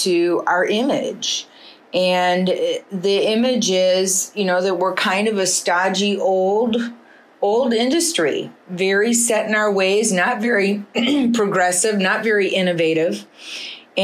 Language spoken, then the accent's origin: English; Detroit, Michigan, United States; I was born and raised in Detroit